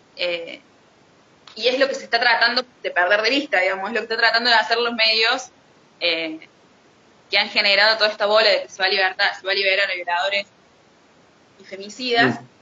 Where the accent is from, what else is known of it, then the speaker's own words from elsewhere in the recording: Argentina; como argentinos